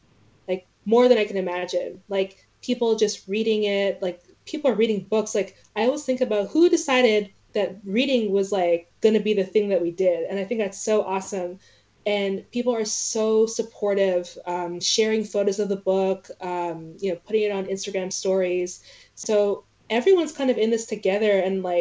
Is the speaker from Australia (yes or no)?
no; Canada; I'm from Canada. I'm from this place that no one cares about in the States.